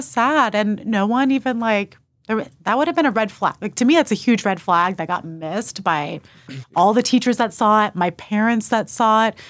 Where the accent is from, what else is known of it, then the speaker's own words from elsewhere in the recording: New Braunfels, Texas, United States; also born or lived in Austin, Texas; I moved from Austin to New Braunfels in second grade